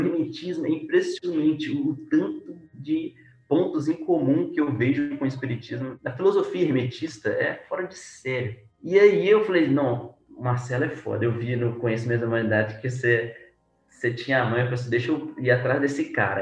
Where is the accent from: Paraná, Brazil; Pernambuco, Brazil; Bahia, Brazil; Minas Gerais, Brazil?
Minas Gerais, Brazil; Belo Horizonte; sou de Belo Horizonte, né, Minas Gerais